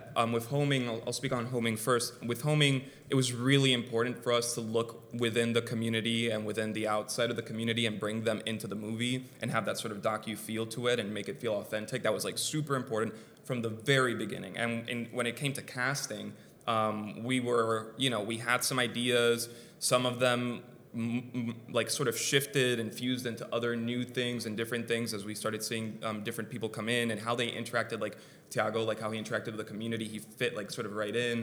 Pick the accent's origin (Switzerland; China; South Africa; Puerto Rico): Puerto Rico; I was raised in Puerto Rico